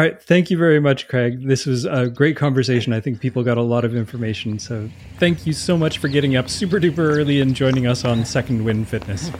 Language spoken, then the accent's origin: English; Canada; being Canadian